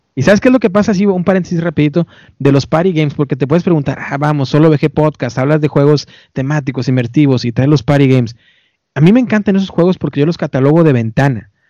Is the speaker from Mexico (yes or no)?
yes; Mexico; now in United States; yo sé que soy mexicano y muy orgulloso